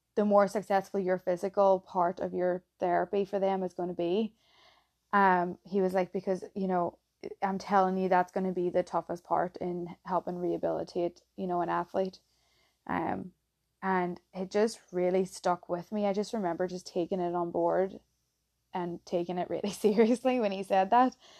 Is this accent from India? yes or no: no; County Tyrone, Northern Ireland, United Kingdom; accent: Irish; moved away as an adult; also born or lived in Philadelphia, United States; now in Boston, United States; I'm from a place at home called Tyrone, um, County Tyrone, and, yeah, grew up there